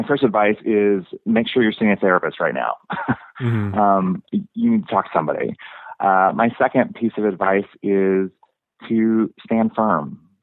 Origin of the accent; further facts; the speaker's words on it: Kansas City, Missouri, United States; I grew up in Kansas City.